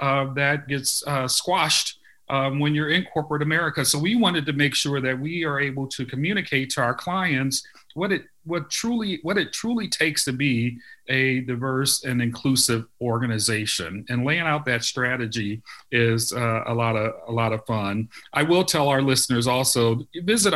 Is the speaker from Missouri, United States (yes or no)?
yes; St. Louis, Missouri, United States; I grew up in North St. Louis County, St. Louis, Missouri County